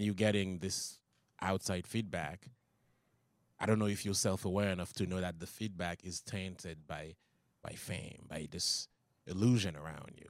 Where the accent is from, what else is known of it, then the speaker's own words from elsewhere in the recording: Haiti; English is a second language; moved away as an adult; also born or lived in Long Island, New York; now in United States; I came here from Haiti.